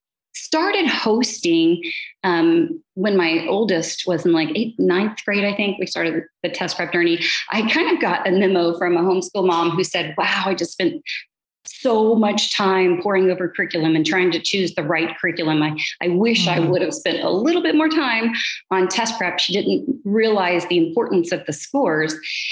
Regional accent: Atlanta, Georgia, United States; also born or lived in Dayton, Ohio; I was born in Atlanta, Georgia, and I kind of went back and forth from Ohio to Atlanta, because my father worked for NCR.

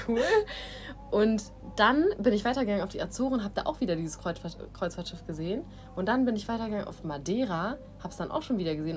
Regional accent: Germany; moved away as an adult; also born or lived in Asia

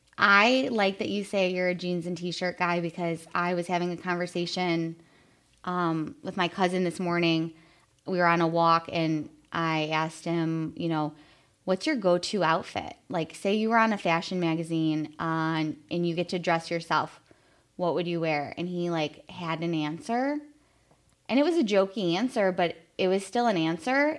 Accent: Chicago, Illinois, United States; a little Irish Catholic girl growing up in Chicago

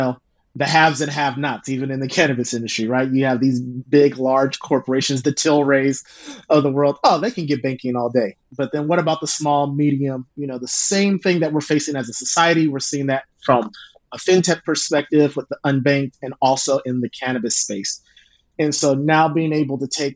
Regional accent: Oakland, California, United States; also born or lived in Indiana; now in Sacramento, United States; I grew up in the Bay and then my parents had got divorced

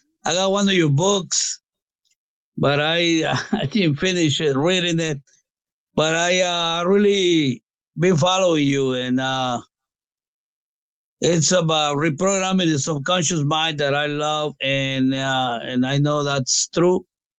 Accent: Guatemala; now in Allentown, United States; I was born in Guatemala. That's the next country after Mexico.

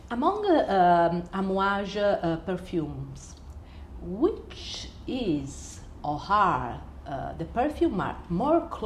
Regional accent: Calabria, Italy; English is a second language; I come from Calabria.

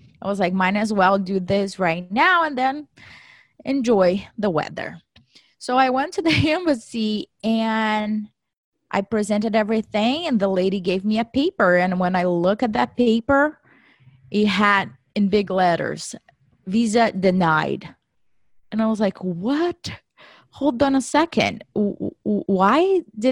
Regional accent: Brazil; moved away as an adult; now in United States; I was born and raised in Brazil

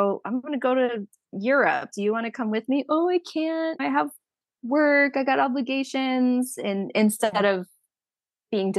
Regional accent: Southern California, United States; now in Arizona, United States; I'm from Southern California

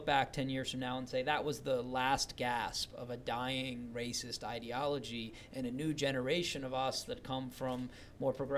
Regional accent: Charlottesville, Virginia, United States; I was born and raised in Virginia, and it's always been for me this place that was about opportunity, but not equal opportunity. I grew up in Charlottesville and Albemarle County

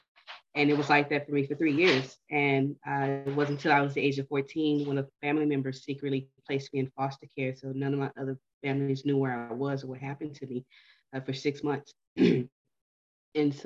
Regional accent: Houston, Texas, United States; I'm from Houston

